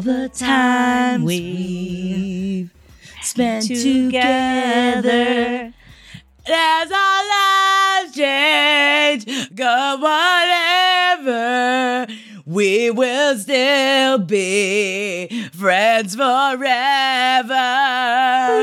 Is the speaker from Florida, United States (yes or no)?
yes; Tampa, Florida, United States; moved away; I'm going back to my hometown September 14th of Tampa, Florida